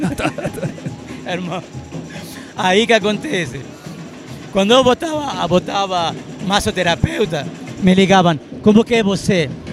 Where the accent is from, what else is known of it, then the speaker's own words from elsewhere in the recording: Argentina; moved away as an adult; also born or lived in Santa Maria, Brazil; now in Brazil; Eu sou libanês criado na Argentina